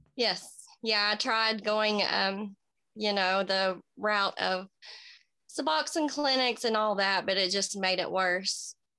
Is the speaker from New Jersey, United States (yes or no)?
no; Kingsport, Tennessee, United States; I was born in Kingsport, Tennessee. I'm 34. Um, just a small town girl